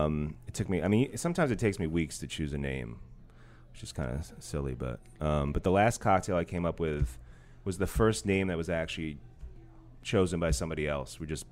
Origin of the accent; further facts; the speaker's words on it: Hudson, New York, United States; now in New Orleans, United States; I'm from Hudson, New York.